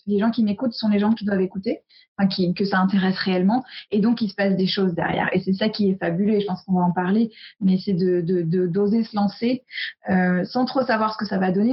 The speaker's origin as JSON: {"language": "French", "country": "United States", "tie": "born or raised there", "moved": "yes", "said": "j'ai grandi aux US"}